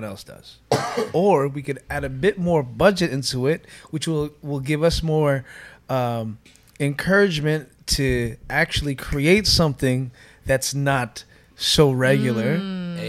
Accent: Toronto, Ontario, Canada; when I was growing up in Scarborough, I was half foot in church, half foot in the streets

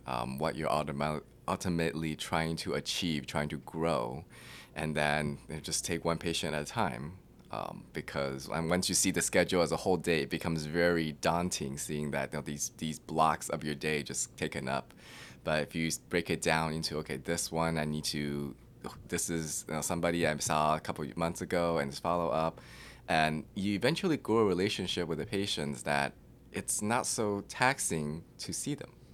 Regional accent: Claremont, California, United States; moved away as an adult; also born or lived in New York City; now in Austin, United States; I grew up in Claremont, which is in the L A County

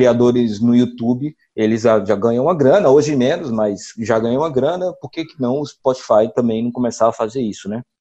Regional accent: Ceará, Brazil; accent: Cariri; A gente vai fazer um podcast do Cariri com o nosso sotaque, mas a gente não vai se prender a dizer que o Cariri é bonito, tem belas paisagens e o Padre Cícero está aqui no Juazeiro

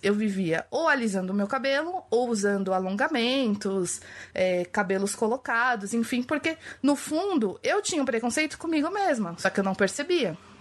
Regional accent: São Paulo, Brazil; nascida e criada na periferia de Pirituba, zona oeste de São Paulo. Hoje eu moro na zona leste

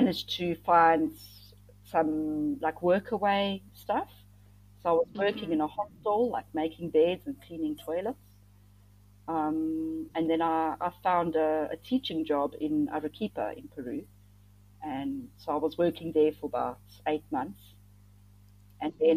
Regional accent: South Africa; moved away as an adult; also born or lived in Thailand / Cambodia

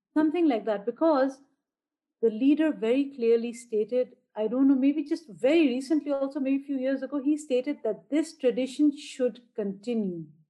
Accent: Bahrain; also born or lived in India; I live in Bahrain, which is a small island nation very close to Saudi Arabia, but nothing like Saudi Arabia. And uh, so I am an Indian by origin, but because we've been over here for a very long time, I am Bahraini

